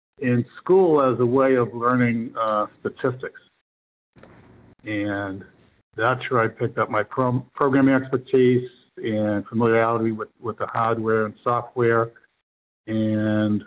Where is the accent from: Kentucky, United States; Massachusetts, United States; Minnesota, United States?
Massachusetts, United States; Boston; I'm from Boston originally